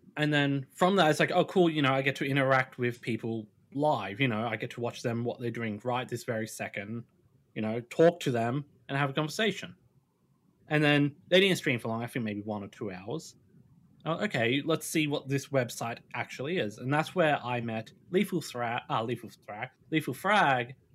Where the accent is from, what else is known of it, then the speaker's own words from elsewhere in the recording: Australia; I'm Australian